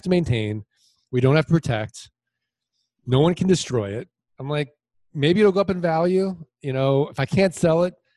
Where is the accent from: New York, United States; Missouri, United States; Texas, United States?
Missouri, United States; St. Louis; now in Arizona, United States; I'm originally from St. Louis, Missouri. I'm from the show me state.